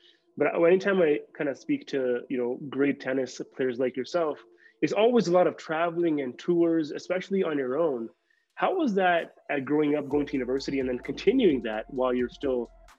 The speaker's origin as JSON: {"language": "English", "country": "Canada", "said": "I'm from Canada, so we do love hockey up there."}